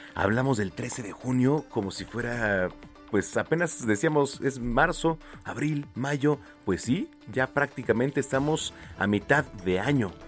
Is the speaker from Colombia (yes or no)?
no; Mexico; como mexicanos